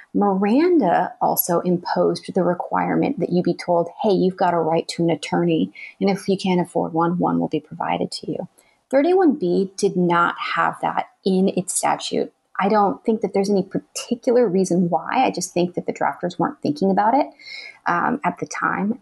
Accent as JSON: {"language": "English", "region": "Arizona", "country": "United States", "moved": "yes", "said": "my home state of Arizona"}